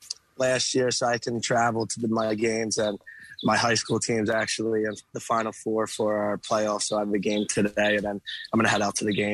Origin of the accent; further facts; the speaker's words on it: Abington, Pennsylvania, United States; When I was a little kid, I grew up in Abington